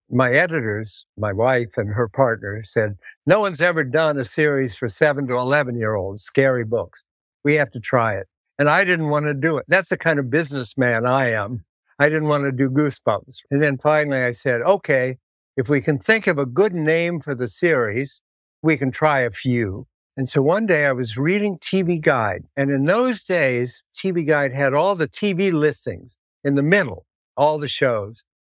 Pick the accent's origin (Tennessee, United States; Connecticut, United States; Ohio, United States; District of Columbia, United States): Ohio, United States; Columbus; moved away; I'm from Columbus, Ohio.